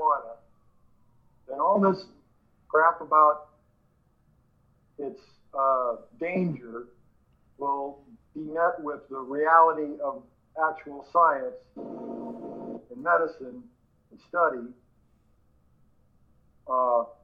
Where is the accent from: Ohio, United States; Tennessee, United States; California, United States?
California, United States; Humboldt County; also born or lived in Canada / Detroit; I'm born in Canada, but I grew up in Humboldt County, California